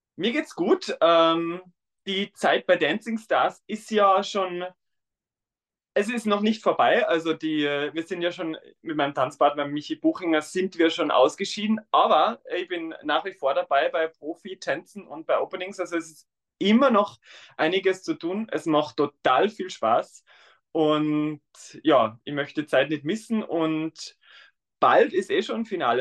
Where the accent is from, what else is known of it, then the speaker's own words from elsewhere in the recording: Tyrol, Austria; accent: Austrian dialect; now in Vienna, Austria; ich komme ursprünglich aus Tirol